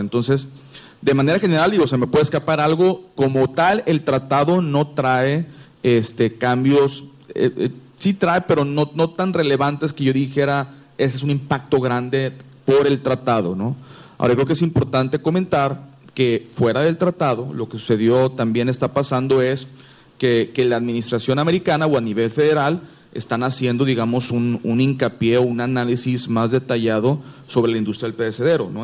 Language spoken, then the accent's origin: Spanish; Mexico; nosotros los que somos mexicanos